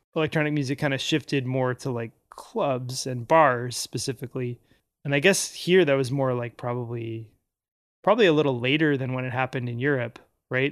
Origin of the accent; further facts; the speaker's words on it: Anchorage, Alaska, United States; I grew up in Anchorage